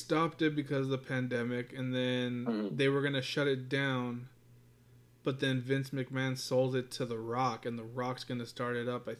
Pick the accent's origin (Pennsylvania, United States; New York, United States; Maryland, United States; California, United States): California, United States; Fresno; now in Norman, United States; I grew up in California.